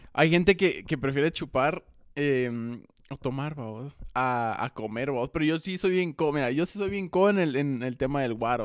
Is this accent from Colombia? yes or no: no; Guatemala